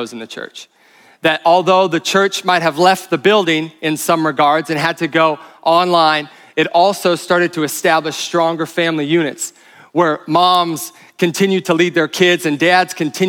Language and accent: English; Bozeman, Montana, United States; moved away as an adult; now in San Diego, United States; I grew up in Bozeman, went to Bozeman High School, class of 06